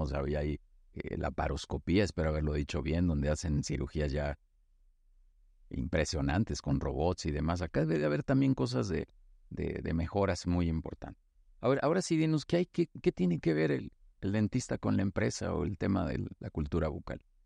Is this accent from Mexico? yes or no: yes; Mexico; soy mexicano